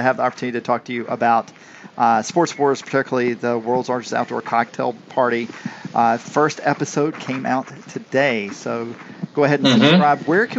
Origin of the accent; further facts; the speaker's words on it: South Georgia, United States; I'm from South Georgia.